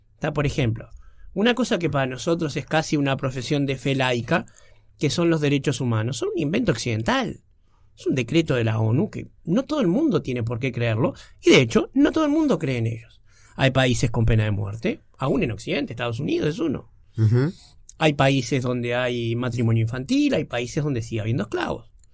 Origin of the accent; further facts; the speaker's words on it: Uruguay; nosotros como uruguayos somos bastante europeomentales